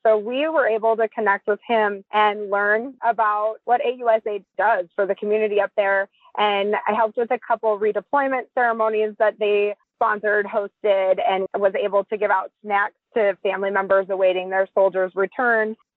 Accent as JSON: {"language": "English", "town": "Billings", "region": "Montana", "country": "United States", "tie": "born or raised there", "said": "I grew up in Billings, Montana. We're both Montana natives"}